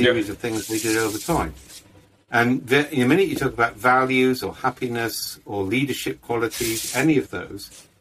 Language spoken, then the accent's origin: English; Wales, United Kingdom; we're all Welsh